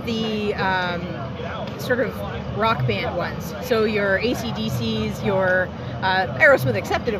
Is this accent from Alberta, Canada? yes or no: no; Toronto, Ontario, Canada; I'm from Toronto, Ontario.